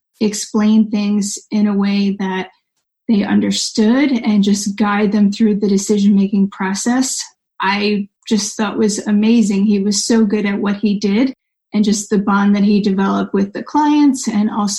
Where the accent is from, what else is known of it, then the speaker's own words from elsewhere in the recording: New York, United States; now in Southern California, United States; I'm from New York